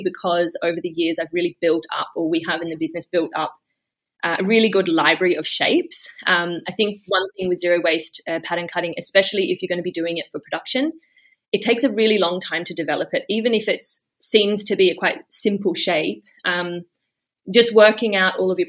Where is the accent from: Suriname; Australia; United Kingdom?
Australia; moved away as an adult; also born or lived in Melbourne, Australia; now in Sweden; I'm actually half Swedish, half Australian. So I grew up in Australia